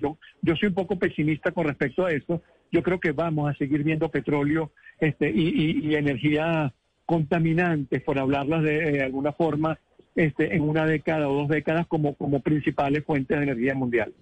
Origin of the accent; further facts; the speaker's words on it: Venezuela; como venezolano y como suramericano